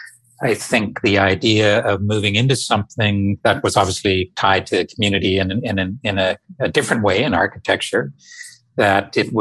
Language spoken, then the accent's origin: English; outside Toronto, Ontario, Canada; I grew up just out of Toronto, outside of Toronto, Canada, about an hour on a beautiful small town on the north shores of Lake Ontario